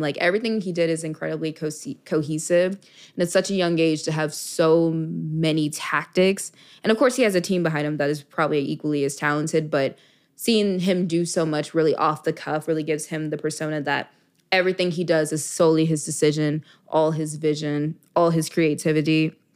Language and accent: English; Dallas, Texas, United States; moved away as an adult; also born or lived in Miami, Florida; I'm from Dallas, Texas originally